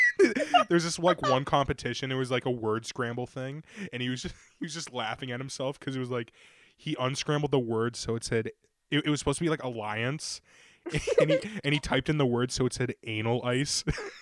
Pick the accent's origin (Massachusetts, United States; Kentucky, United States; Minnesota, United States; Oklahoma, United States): Massachusetts, United States; I'm from Massachusetts.